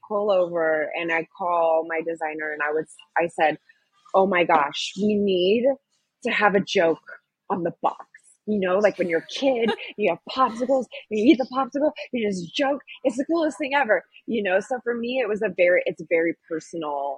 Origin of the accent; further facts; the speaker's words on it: San Diego, California, United States; moved away as an adult; also born or lived in San Francisco; I'm from San Diego area